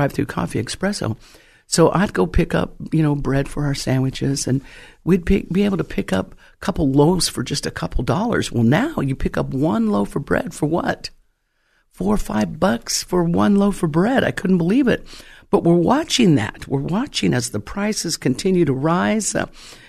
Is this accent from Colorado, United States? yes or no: yes; Colorado, United States; now in California, United States; When I first came to California, I'm originally from Colorado